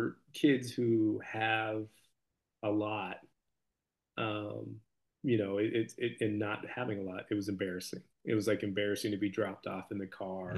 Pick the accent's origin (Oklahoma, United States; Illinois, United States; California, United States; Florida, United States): California, United States; Camarillo; I'm from Camarillo, and it's a very kind of affluent area